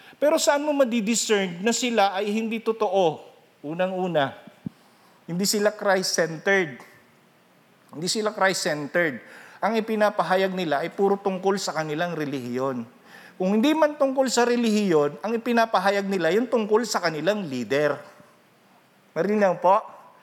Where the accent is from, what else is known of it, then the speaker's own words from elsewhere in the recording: Rinconada, Bicol Region, Philippines; Ako taga Rinconada